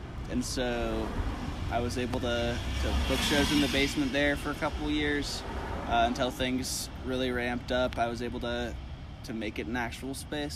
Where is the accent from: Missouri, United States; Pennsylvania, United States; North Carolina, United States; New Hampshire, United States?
Missouri, United States; Kansas City; also born or lived in California; I grew up in Kansas City